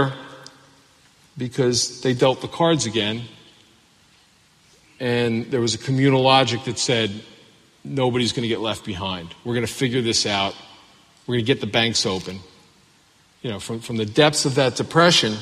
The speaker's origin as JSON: {"language": "English", "town": "Baltimore", "region": "Maryland", "country": "United States", "said": "I'm from Baltimore"}